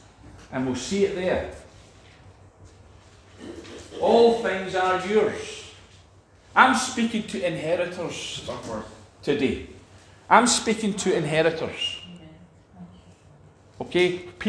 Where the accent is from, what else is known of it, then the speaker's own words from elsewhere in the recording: Scotland, United Kingdom; We're just wee Scottish people. Amen. We're just Scottish.